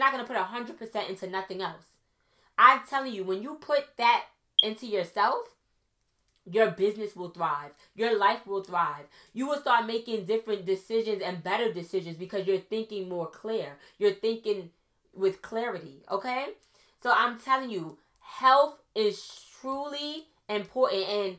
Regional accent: Trinidad & Tobago; I'm Trinidadian, so I could say this, okay?

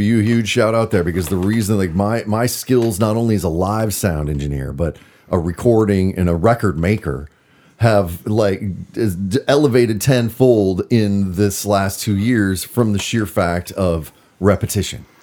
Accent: Minnesota, United States; moved away as an adult; also born or lived in Bend, Oregon; now in Portland, United States; I grew up in Minnesota.

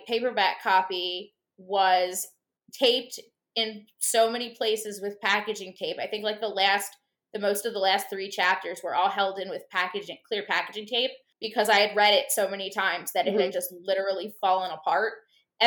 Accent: United States; I'm an American

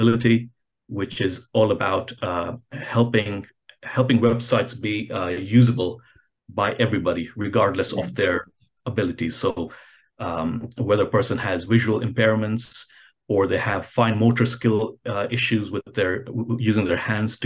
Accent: Kenya; I'm originally from Kenya

